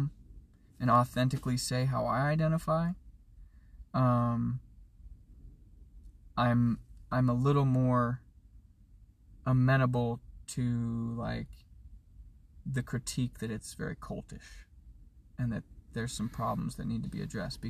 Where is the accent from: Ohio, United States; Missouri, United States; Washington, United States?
Washington, United States; Edmonds; I was raised white in Edmonds, Washington